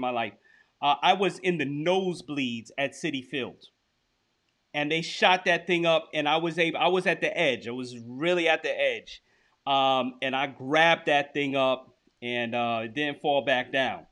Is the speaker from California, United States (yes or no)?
no; New York, United States; growing up in New York